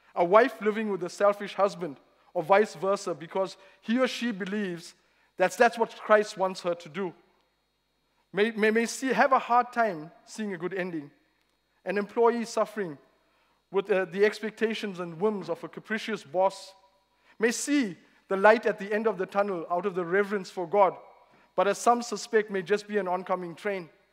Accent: South Africa; moved away as an adult; now in Reading, United Kingdom; I'm no longer from South Africa. I've been here nine years now.

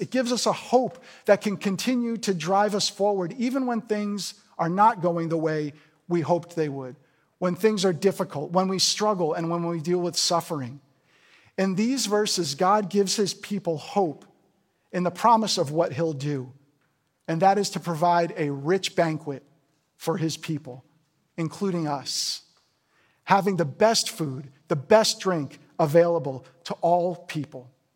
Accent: New Jersey, United States; moved away; I'm from New Jersey originally

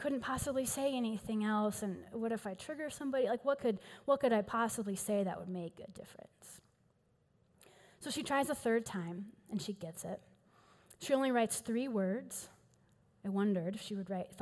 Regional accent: Houston, Texas, United States; accent: East Texas drawl; now in Denver, United States; I am from Houston originally, so if you hear a little bit of an East Texas drawl and or the words y'all or all y'all every six sentences or so, you'll know where that comes from

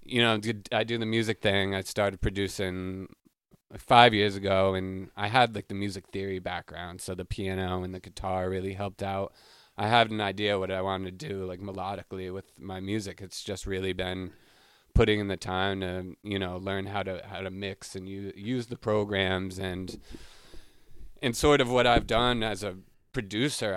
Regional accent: Smithfield, Rhode Island, United States; moved away as an adult; now in Boston, United States; I'm from Smithfield, Rhode Island

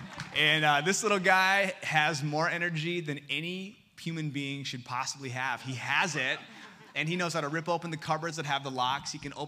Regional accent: Seoul, South Korea; born there; I was born in Seoul, South Korea in 1986.

